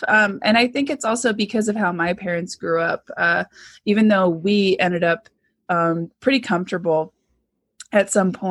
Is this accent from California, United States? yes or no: yes; Southern California, United States; I grew up in Southern California